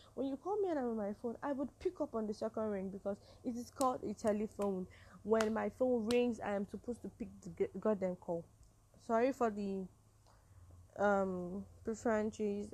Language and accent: English; Nigeria; I'm a Nigerian woman